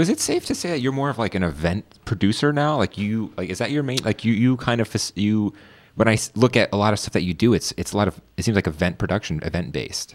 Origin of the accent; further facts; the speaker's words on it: Northern Virginia, United States; I grew up in Northern Virginia